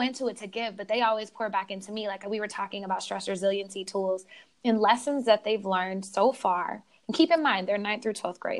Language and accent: English; Oklahoma, United States; moved away as an adult; now in California, United States; I was actually born in California, but raised in Oklahoma